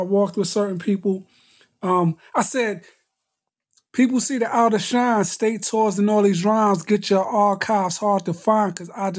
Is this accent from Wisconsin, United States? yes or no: no; New York City, New York, United States; you had to learn how to fight growing up in Brooklyn